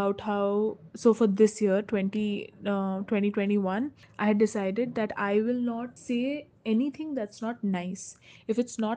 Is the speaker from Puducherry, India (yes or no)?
no; Rourkela, Odisha, India; Growing up in Rourkela